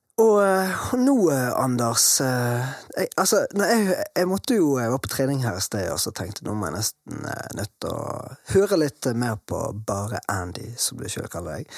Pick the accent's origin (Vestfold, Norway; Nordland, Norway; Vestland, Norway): Vestland, Norway; Bergen; bergensere så vi er jo glad i å prate veldig mye